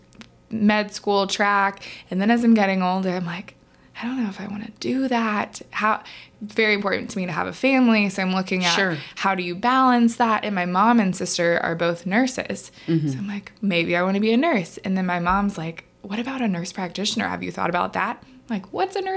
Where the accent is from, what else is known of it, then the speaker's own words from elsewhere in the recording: Middle Tennessee, United States; also born or lived in South Carolina; I consider Middle Tennessee home